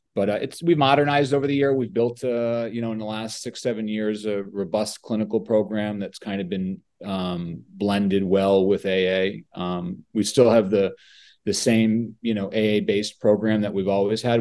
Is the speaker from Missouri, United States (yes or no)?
no; Oxford, Connecticut, United States; also born or lived in Woodbury, Connecticut; I'm a Connecticut born and raised person, still live here